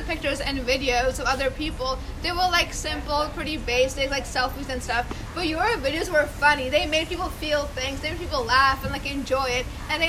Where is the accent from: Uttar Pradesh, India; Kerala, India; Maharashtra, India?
Maharashtra, India; Mumbai; moved away; I am from India.